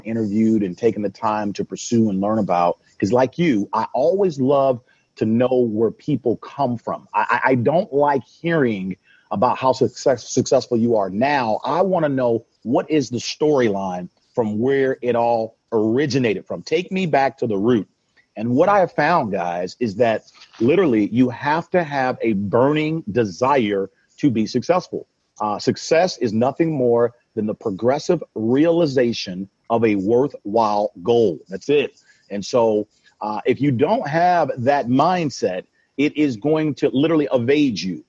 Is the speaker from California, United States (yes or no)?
yes; Oakland, California, United States; also born or lived in Sacramento; I come from East Oakland. It's where I grew up